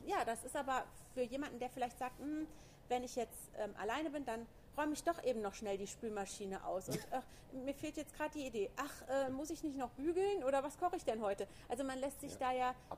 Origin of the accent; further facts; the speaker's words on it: Koblenz, Rhineland-Palatinate, Germany; ich komme aus Koblenz